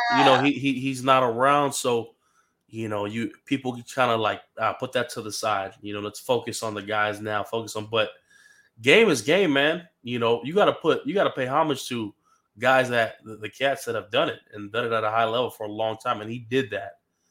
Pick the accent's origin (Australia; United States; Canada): United States; Hawaii; Growing up in Hawaii